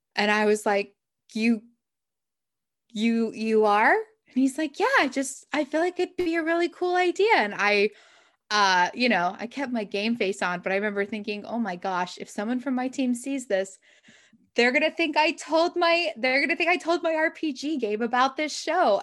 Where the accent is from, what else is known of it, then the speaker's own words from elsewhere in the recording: Utah, United States; moved away; there's a writers conference I go to every year in Utah, which is where I grew up